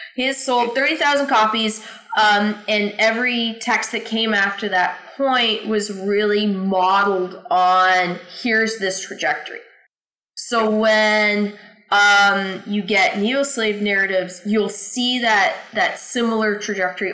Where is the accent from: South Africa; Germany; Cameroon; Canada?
Canada; now in United States; I'm from Canada